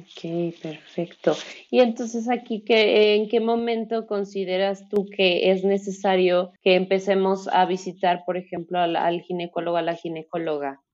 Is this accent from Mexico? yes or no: yes; Mexico; aquí en nuestro país